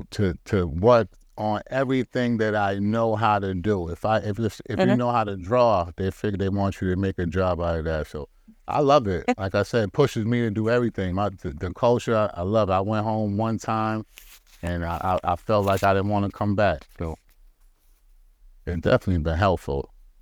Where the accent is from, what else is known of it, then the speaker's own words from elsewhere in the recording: Boston, Massachusetts, United States; Well, I was born and raised in Boston, Massachusetts.